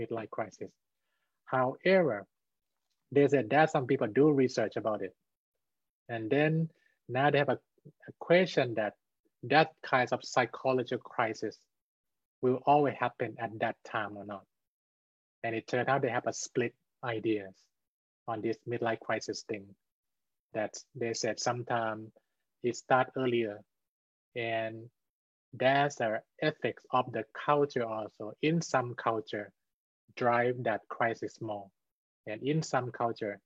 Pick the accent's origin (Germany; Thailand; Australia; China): Thailand; I'm from Thailand.